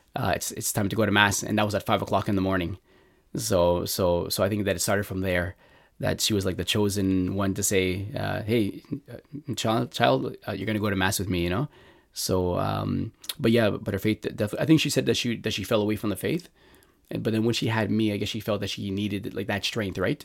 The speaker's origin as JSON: {"language": "English", "town": "Montreal", "region": "Quebec", "country": "Canada", "tie": "born or raised there", "said": "I grew up in Montreal"}